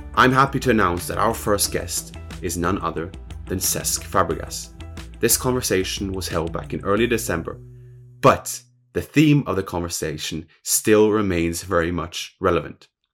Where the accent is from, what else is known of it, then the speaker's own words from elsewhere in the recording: Norway; I'm from Norway